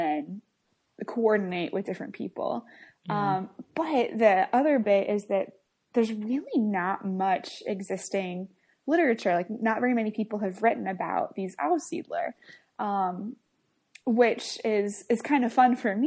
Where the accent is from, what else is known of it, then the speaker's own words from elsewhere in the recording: Kansas, United States; I grew up in Kansas and haven't moved ever